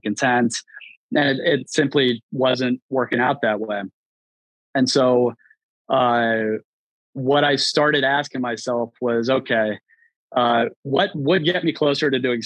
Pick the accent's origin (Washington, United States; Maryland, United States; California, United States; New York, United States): Maryland, United States; Baltimore; moved away; I was born in Baltimore, very rough neighborhood, very underserved community